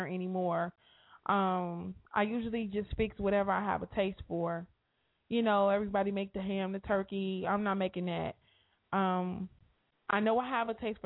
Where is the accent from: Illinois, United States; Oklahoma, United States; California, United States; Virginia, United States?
Illinois, United States; Chicago